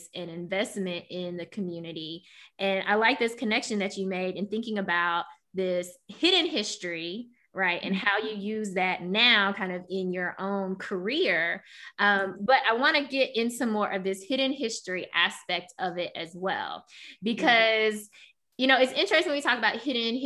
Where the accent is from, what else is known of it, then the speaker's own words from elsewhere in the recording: Memphis, Tennessee, United States; growing up here in Memphis, a very Black city